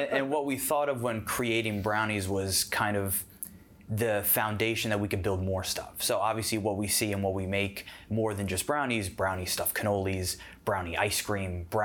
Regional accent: South Florida, United States; moved away as an adult; also born or lived in Orlando, Florida / Jacksonville, Florida; I'm originally from South Florida

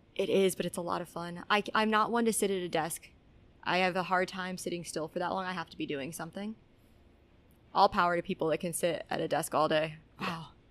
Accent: Albuquerque, New Mexico, United States; moved away as an adult; also born or lived in Texas; I was uh, born and raised in Albuquerque, New Mexico

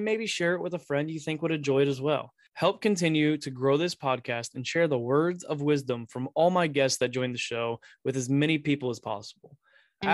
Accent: Pataskala, Ohio, United States; also born or lived in Delaware, Ohio; I'm from Pataskala, Ohio. I went to Watkins Memorial High School

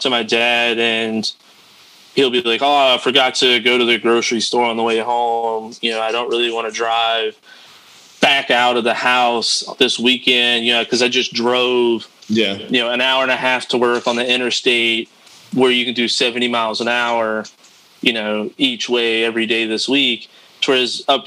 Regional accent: Louisiana, United States; moved away as an adult; now in New York City, United States; growing up in Louisiana

